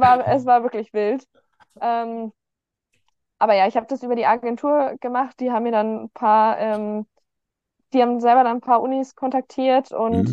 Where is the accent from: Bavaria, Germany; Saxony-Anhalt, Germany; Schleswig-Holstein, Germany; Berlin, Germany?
Bavaria, Germany; Garmisch-Partenkirchen; ich bin geboren, aufgewachsen in Garmisch-Partenkirchen, in Garmisch, um genau zu sein